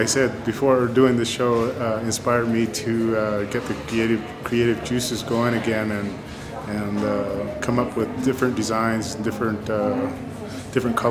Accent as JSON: {"language": "English", "town": "Jemez Pueblo", "region": "New Mexico", "country": "United States", "tie": "born or raised there", "said": "growing up in Jemez, and just growing up in the traditional lifestyle"}